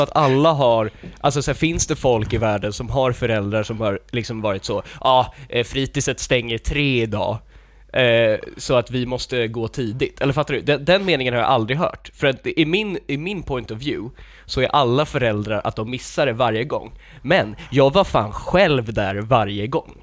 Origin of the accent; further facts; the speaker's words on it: Lidingö, Stockholm County, Sweden; jag såg ut som liten i ett område med massa rika Lidingö-människor